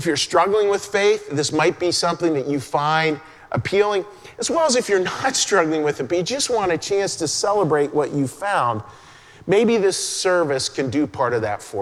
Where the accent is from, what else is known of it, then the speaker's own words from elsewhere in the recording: Western Pennsylvania, United States; moved away; a little boy growing up in Western Pennsylvania and going to church.